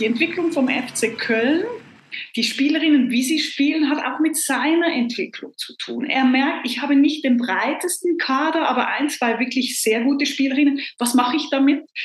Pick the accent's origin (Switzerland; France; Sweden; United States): Switzerland; freue ich mich jetzt als Schweizerin